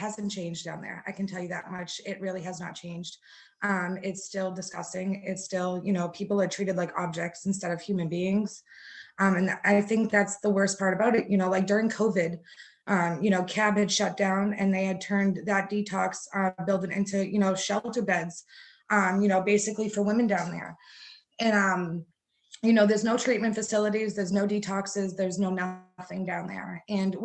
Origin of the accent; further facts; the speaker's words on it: Boston, Massachusetts, United States; I grew up in Boston for, you know, mostly all of my life